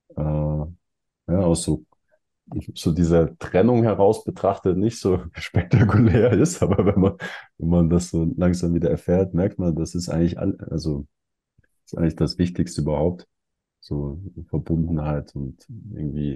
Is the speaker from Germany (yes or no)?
yes; Germany; also born or lived in Switzerland; now in Mexico; wir kommen aus Deutschland, habe lange in der Schweiz gelebt